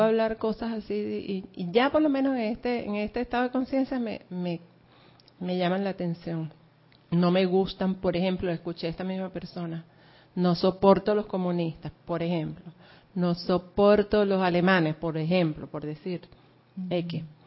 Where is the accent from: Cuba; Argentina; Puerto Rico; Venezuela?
Venezuela; moved away; yo nací en un pueblito por allá de Venezuela donde, bueno, e, era un campo petrolero, pero es un pueblito